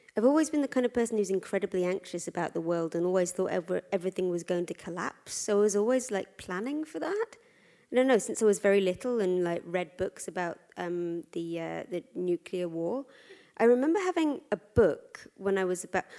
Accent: London, United Kingdom; I'm a Londoner.

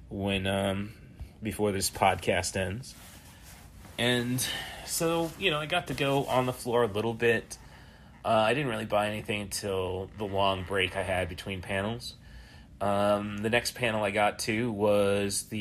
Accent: Morton, United States; my hometown of Morton

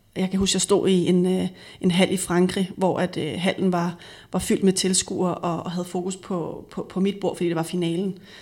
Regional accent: Frederikssund, Capital Region of Denmark, Denmark; Jeg er født og vokset op i Frederikssund og gået i folkeskole

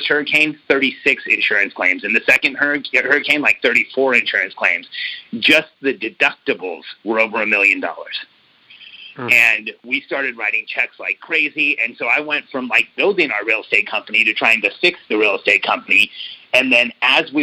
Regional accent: Mexico City, Mexico; now in United States; I was born in Mexico City

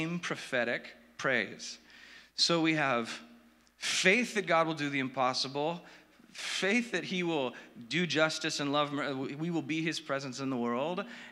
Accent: Orange County, California, United States; I grew up in Orange County.

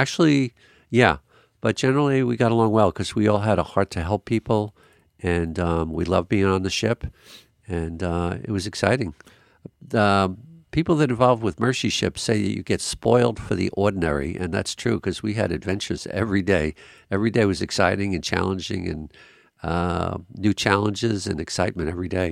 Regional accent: Long Island, New York, United States; I was raised on Long Island, New York, which is a beautiful island

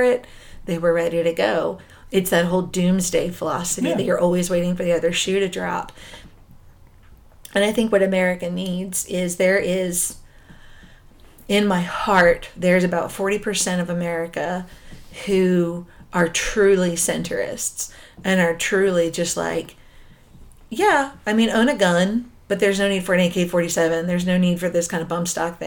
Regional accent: New Jersey, United States; I grew up in New Jersey in the 90s

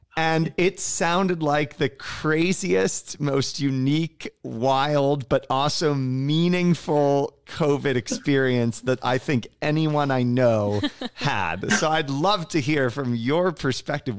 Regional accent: Cincinnati, Ohio, United States; I am a Cincinnati native, by the way. I grew up in Cincinnati.

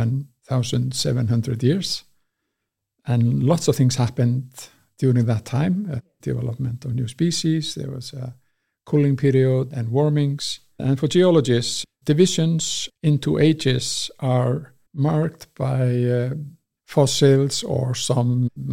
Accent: Westman Islands, South Iceland, Iceland; moved away as an adult; also born or lived in Reykjavik / Manchester; I was born and raised in the Westman Isles

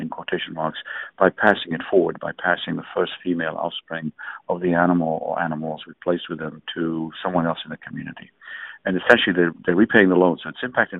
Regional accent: DR Congo; also born or lived in England; now in United States; I was born in Africa

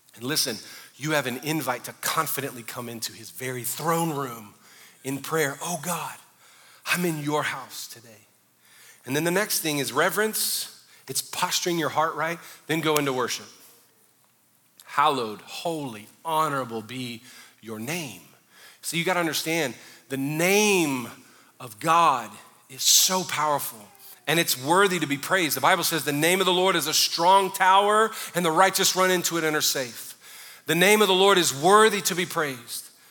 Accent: the South, United States; I grew up in the South

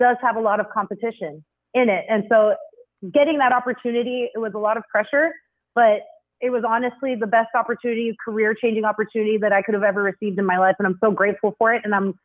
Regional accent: South Texas, United States; I was a center where I grew up down in South Texas

